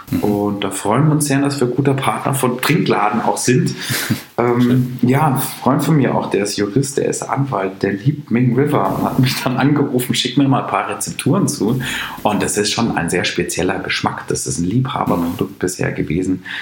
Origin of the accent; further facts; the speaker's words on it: Munich, Bavaria, Germany; Und dann kam die Frage, ja, wo kommst du eigentlich her? Ja, aus München.